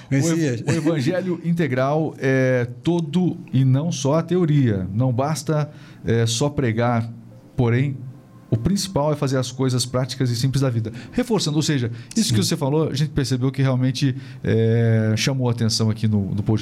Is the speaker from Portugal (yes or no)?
no; Camaninha, Angola; Eu nasci, eu nasci em Angola e cresci num